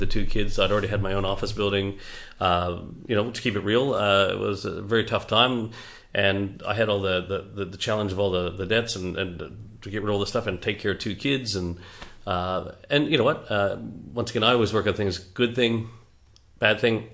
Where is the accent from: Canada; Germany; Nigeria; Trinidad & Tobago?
Canada; also born or lived in Margaret River, Australia / Geraldton, Australia; now in Perth, Australia; I'm a Canadian